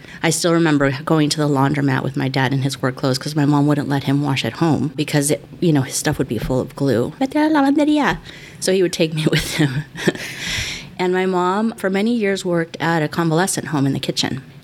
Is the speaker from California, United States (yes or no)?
yes; El Monte, California, United States; also born or lived in Los Angeles; I am from El Monte. I was born in Los Angeles because we don't have hospitals in El Monte, but I was brought to my first home in El Monte